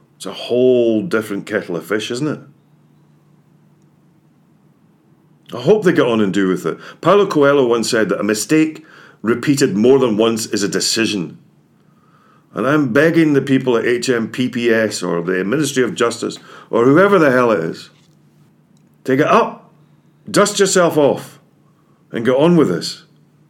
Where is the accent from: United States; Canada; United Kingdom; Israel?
United Kingdom; Scotland; I'm Scottish, you can probably tell